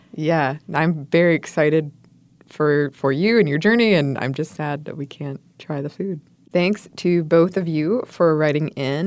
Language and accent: English; United States; being an American